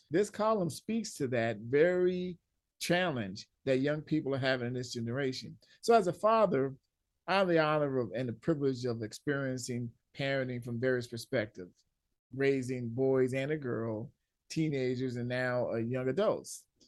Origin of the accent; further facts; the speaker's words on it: Los Angeles, California, United States; growing up in Southern California, L A, I played ball outside too much.